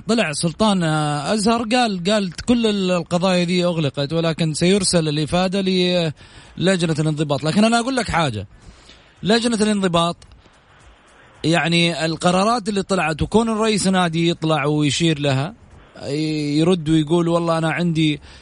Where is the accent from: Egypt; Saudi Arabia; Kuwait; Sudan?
Saudi Arabia; اني سعودي